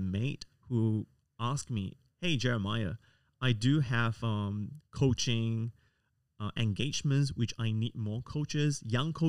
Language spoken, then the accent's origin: English; Singapore; moved away as an adult; now in Sydney, Australia; I was born and raised in Singapore